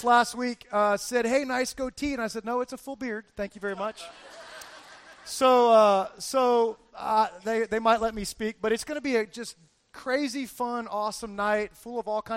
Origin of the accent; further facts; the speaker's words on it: Fort Lauderdale, Florida, United States; I'm from Fort Lauderdale, Florida